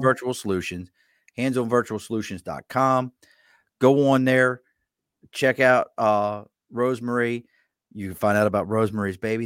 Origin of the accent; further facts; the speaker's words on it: Baltimore, Maryland, United States; accent: Baltimore accent; now in Albany, United States; I'm originally from Baltimore, Maryland